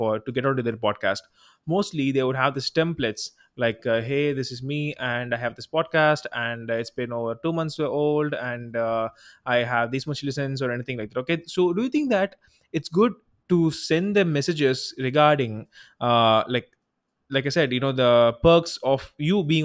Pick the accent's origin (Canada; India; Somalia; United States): India; I'm from India